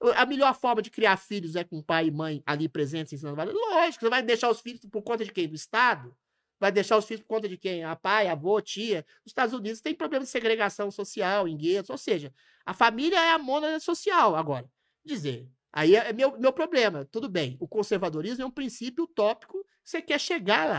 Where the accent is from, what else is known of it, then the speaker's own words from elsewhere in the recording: Belo Horizonte, Minas Gerais, Brazil; now in São Paulo, Brazil; Na minha cidade natal, Belo Horizonte